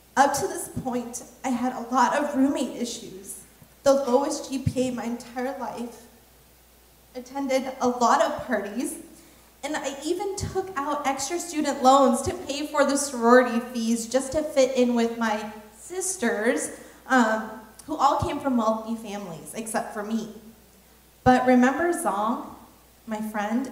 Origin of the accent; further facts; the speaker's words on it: Nebraska, United States; one of the very few other Hmong people um, from in my high school, because I was from Nebraska.